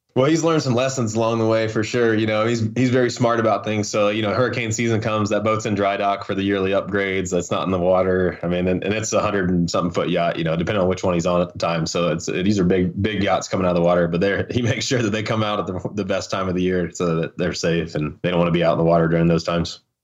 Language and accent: English; Hickory, North Carolina, United States; moved away as an adult; I was born in Hickory. We lived in the mountains. And, uh, ended up going back to Hickory, you know, when my parents got divorced. And then, you know, I stayed there pretty much through, through high school